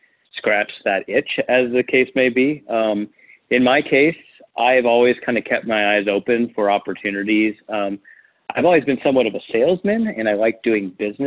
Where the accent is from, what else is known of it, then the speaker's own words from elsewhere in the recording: Huntington Beach, California, United States; moved away as an adult; also born or lived in San Francisco, California; now in Phoenix, United States; I'm from Orange County, California, Huntington Beach.